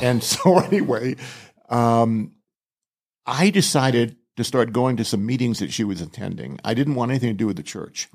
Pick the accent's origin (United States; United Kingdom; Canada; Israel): United States; Southern California; also born or lived in Rhode Island; we moved from Rhode Island to Southern California when I was only eight, eight years old